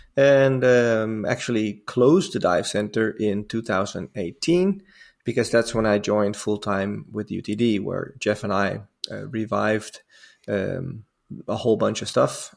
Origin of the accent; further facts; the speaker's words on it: Amsterdam, North Holland, Netherlands; moved away; I'm from Holland originally. I'm born and raised in Amsterdam.